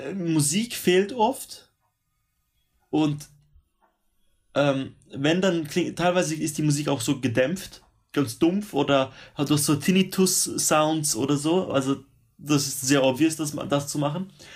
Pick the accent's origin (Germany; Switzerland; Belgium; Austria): Switzerland; moved away as an adult; now in Sydney, Australia; ich als Schweizer